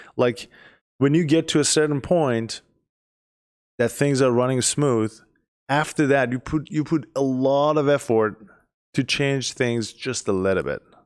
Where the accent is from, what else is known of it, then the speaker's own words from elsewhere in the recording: Iran; moved away as an adult; I am from Iran. I've been here for less than ten years.